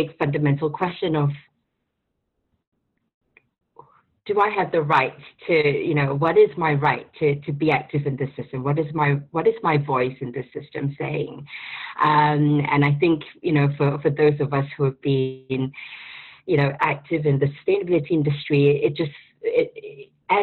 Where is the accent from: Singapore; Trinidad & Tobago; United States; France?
Singapore; moved away as an adult; now in London, United Kingdom; based in London. I'm originally from Singapore